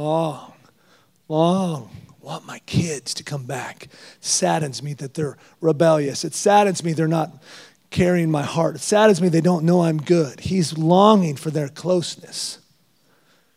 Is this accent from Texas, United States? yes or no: yes; Texas, United States; I'm just Texan